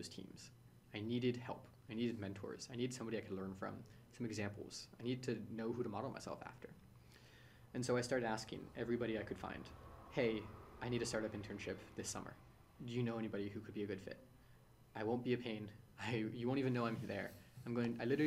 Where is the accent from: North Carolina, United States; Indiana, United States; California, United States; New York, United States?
California, United States; San Francisco; So I'm born and raised in San Francisco. I've lived here my whole life.